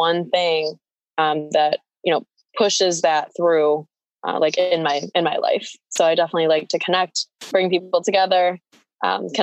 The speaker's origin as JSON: {"language": "English", "area": "near Ellicottville", "region": "Western New York", "country": "United States", "tie": "born or raised there", "also_born_or_lived": "Philippines", "said": "I grew up near Ellicottville, so Western New York. Not born, but raised. I was born in the Philippines, adopted as a baby."}